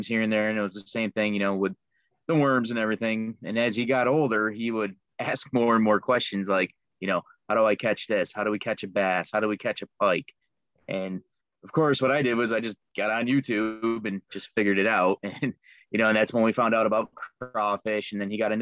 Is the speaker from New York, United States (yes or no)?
yes; Liverpool, New York, United States; now in Rochester area, United States; Originally, I'm from Liverpool, New York. I grew up with two older brothers